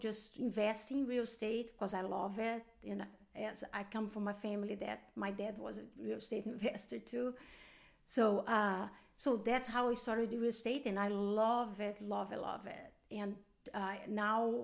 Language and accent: English; Brazil; English is a second language; moved away; also born or lived in Atlanta, United States; I've been half of the time here, half the time in Brazil. So when I'm here, I feel like I'm still a foreign or an immigrant